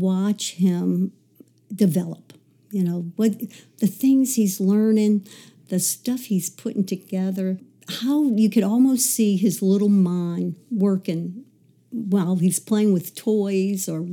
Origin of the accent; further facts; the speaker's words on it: Metairie, Louisiana, United States; also born or lived in New Orleans, Louisiana; I actually grew up in the suburbs of Metairie.